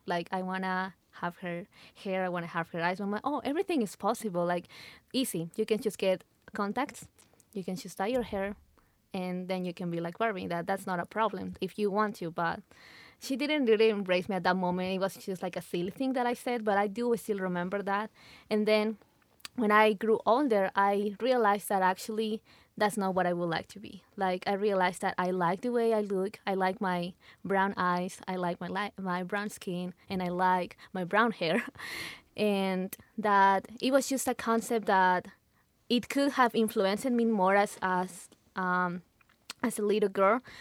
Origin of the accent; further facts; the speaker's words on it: Lima, Peru; moved away as an adult; now in Utah, United States; I'm from Lima, Peru. I was born there. I was raised there.